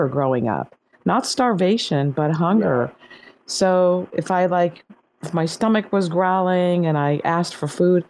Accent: Iran; moved away; also born or lived in Laguna Beach, California, United States; I grew up in Iran

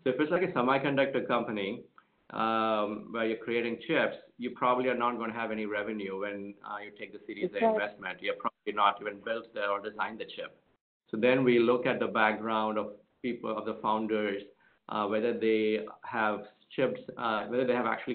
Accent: India; moved away; I grew up in India in a family of doctors

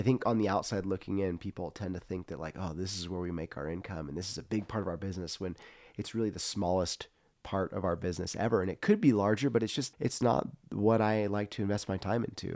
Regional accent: Central Coast, California, United States; growing up in the Central Coast was interesting

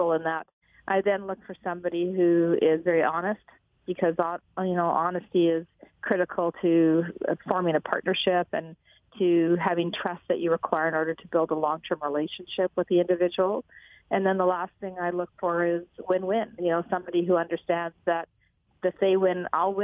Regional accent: Alberta, Canada; I'm from Alberta

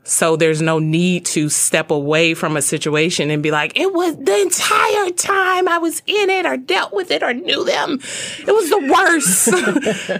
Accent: Birmingham, Alabama, United States; I grew up in Birmingham, Alabama.

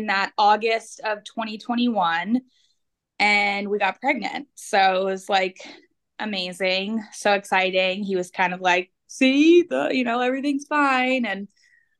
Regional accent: New Jersey, United States; moved away as an adult; now in Kansas, United States; I grew up in New Jersey

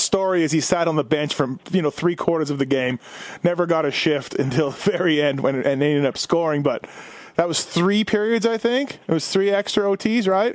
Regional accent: Winnipeg, Manitoba, Canada; I grew up in Winnipeg

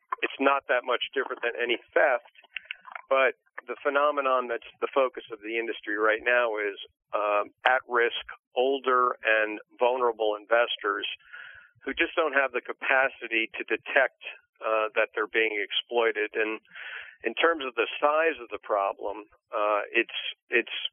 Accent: Maplewood, New Jersey, United States; I've always been a Jersey guy. I grew up in Maplewood

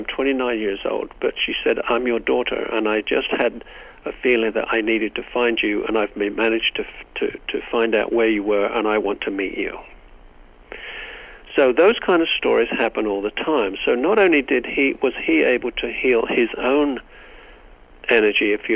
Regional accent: England, United Kingdom; now in United States; I come from Great Britain

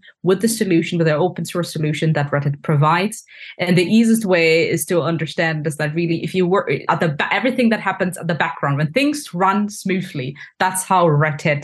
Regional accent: Hanover, Lower Saxony, Germany; moved away as an adult; also born or lived in France; I'm originally from Ghana, and I was born and raised in Hanover, Germany.

